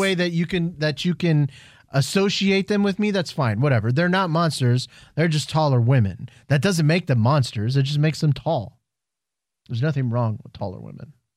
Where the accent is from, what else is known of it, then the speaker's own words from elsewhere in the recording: Houston, Texas, United States; we're all from Houston